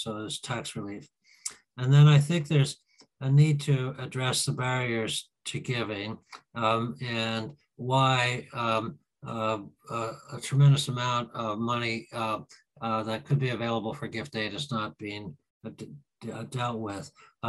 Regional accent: Canada; moved away; I mean, I came from Canada 21 years ago

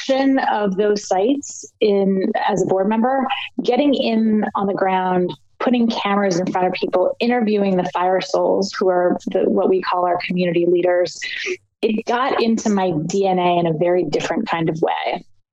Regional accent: Annapolis, Maryland, United States; moved away as an adult; also born or lived in Los Angeles; I grew up in Annapolis, Maryland on the Chesapeake Bay

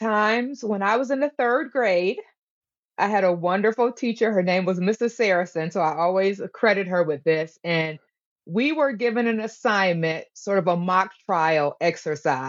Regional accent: Niagara Falls, New York, United States; now in Greensboro, United States; I grew up in Niagara Falls, New York

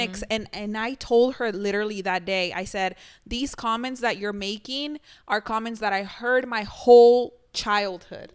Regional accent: Mexico; moved away; growing up in Mexico, I know I always mentioned this, But you guys have been where I'm from.

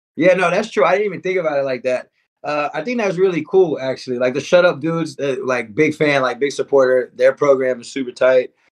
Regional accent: Houston, Texas, United States; I'm from Houston.

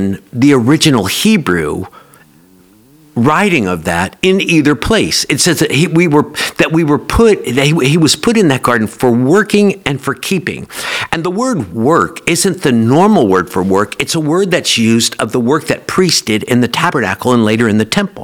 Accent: Oak Ridge, Tennessee, United States; I grew up here in Oak Ridge

